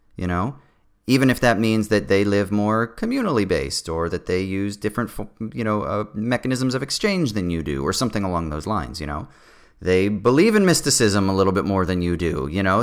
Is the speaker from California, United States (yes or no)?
yes; Southern California, United States; I grew up in Southern California